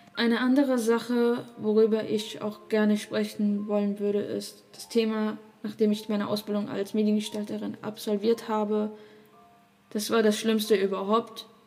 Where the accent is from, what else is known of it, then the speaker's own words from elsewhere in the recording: Germany; Ich bin hier in Deutschland geboren